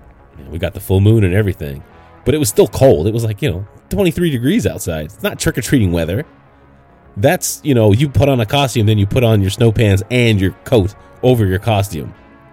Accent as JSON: {"language": "English", "country": "Canada", "tie": "born or raised there", "moved": "as an adult", "lives_now": "United States", "said": "I grew up in Canada for, you know, 20 years before I left for the States. 19, I left."}